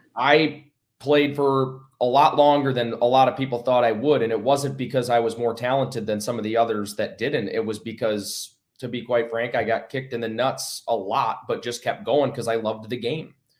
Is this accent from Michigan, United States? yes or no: yes; Battle Creek, Michigan, United States; Battle Creek, Michigan is where I, uh, you know, was born and raised